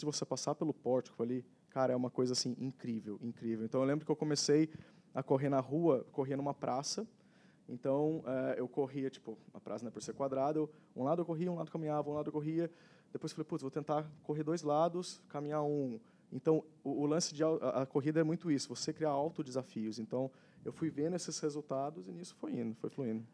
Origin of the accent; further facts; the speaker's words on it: Taubaté, São Paulo, Brazil; sou natural lá de Taubaté